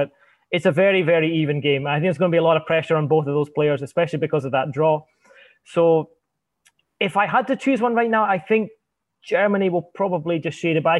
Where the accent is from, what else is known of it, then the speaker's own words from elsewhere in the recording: Scotland, United Kingdom; speaking as a Scotsman